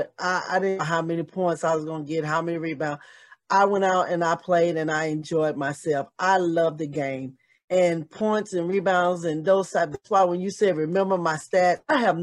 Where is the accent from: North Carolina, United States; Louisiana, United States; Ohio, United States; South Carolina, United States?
North Carolina, United States; Charlotte; to be able to come home and to my hometown and play in the NBA